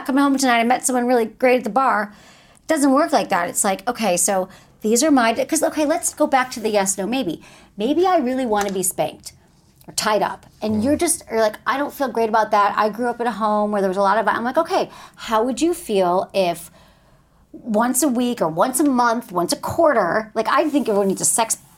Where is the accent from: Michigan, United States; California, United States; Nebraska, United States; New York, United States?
Michigan, United States; I'm from Michigan